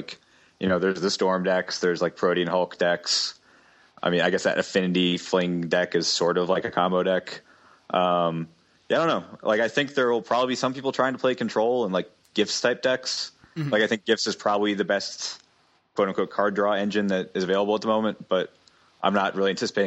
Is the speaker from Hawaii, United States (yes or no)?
no; Arlington, Virginia, United States; I'm from Arlington